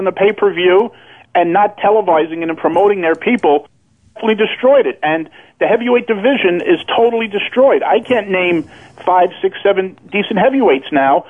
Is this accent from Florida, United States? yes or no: no; New York City, New York, United States; I see street brawls my whole life growing up in Brooklyn.